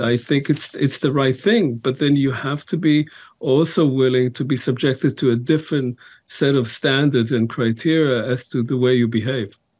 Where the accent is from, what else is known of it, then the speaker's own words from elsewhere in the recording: Israel; moved away; I grew up in Israel